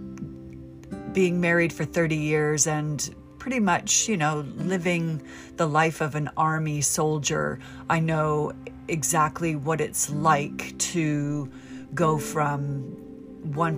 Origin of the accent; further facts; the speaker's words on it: United States; moved away as an adult; also born or lived in United Kingdom; Being American